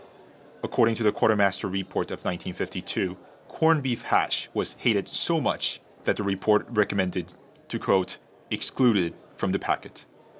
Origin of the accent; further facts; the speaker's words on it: Busan, South Korea; Busan, my hometown in South Korea.